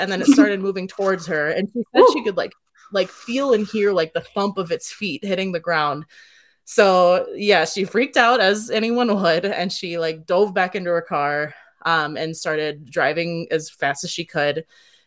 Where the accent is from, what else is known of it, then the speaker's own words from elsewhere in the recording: Sussex, Wisconsin, United States; people in Sussex, where I grew up